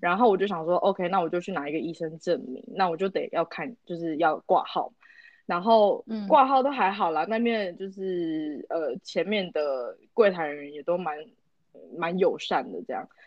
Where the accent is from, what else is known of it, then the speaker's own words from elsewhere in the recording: Taiwan; moved away as an adult; also born or lived in Singapore; 我就说哦，台湾人